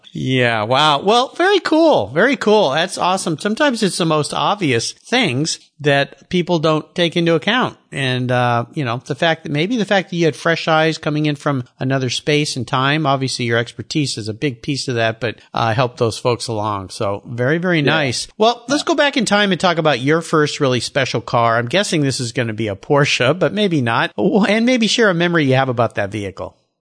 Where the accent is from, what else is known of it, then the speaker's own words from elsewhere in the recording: San Diego, California, United States; moved away as an adult; now in Pacific Northwest, United States; growing up in San Diego, you've been there since the 70s. I was there in the 60s all the way through until I moved up here about 23 years ago in the Northwest